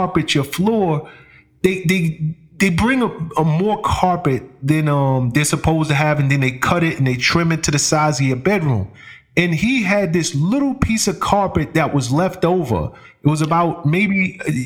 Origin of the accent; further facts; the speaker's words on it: New York City, New York, United States; I'm from the Bronx, right? And being from the hood